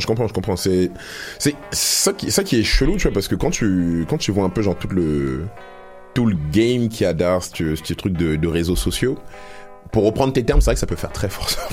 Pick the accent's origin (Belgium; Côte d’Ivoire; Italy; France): France; Paris, Île-de-France; now in Montreal, Canada; je pense qu'on vient tous de Paname ici